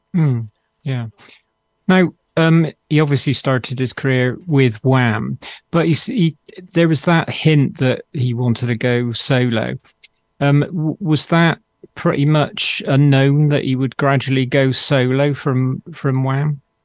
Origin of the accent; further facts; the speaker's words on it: Bristol, South West England, United Kingdom; accent: Bristolian; It's my Bristolian accent